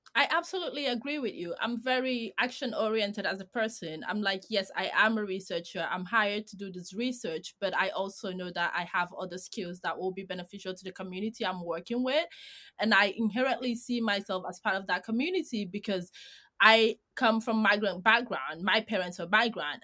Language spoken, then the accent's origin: English; Greece; I'm from Greece.